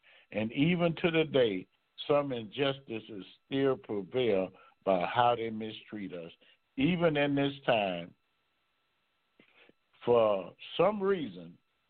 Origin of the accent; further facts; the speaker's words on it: Baton Rouge, Louisiana, United States; I'm from Baton Rouge, Louisiana.